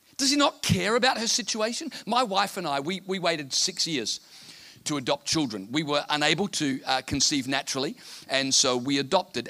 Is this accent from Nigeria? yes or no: no; Townsville, Queensland, Australia; I'm from Townsville in North Queensland, where we have 300 days of sunshine a year